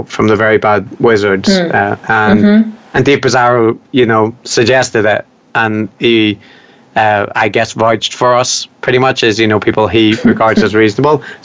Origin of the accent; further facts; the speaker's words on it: Ireland; I'm Irish